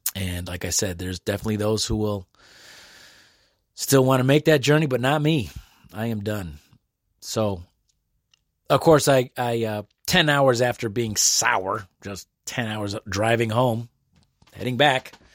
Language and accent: English; United States; also born or lived in Detroit area, Michigan; a natural born American citizen with a blue passport